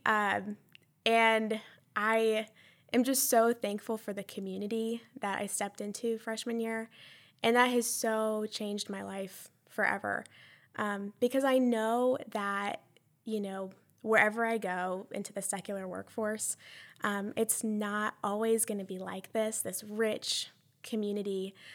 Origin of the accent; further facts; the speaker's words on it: Columbia, South Carolina, United States; I am from Columbia, And I graduated from a big public high school